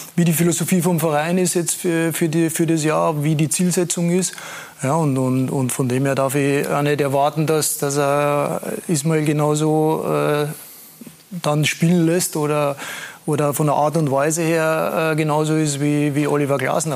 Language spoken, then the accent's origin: German; Austria; als Österreicher